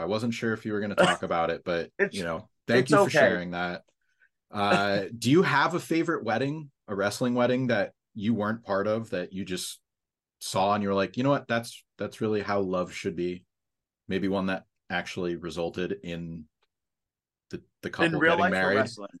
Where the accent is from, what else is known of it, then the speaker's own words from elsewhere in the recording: Pennsylvania, United States; I'm all from Pennsylvania. I went to college in Pennsylvania